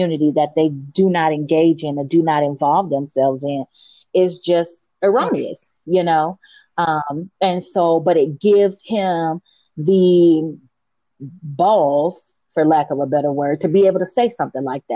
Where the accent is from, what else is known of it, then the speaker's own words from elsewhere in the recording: United States; I was born in America. I have been here all my life